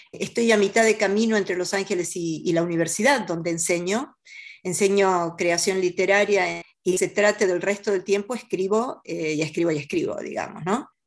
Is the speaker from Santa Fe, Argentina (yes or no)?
yes; Rosario, Santa Fe, Argentina; Eh, bueno, mi infancia, yo, yo nací en la ciudad de Rosario, que es la segunda ciudad, digamos, del país. Mi padre era bancario.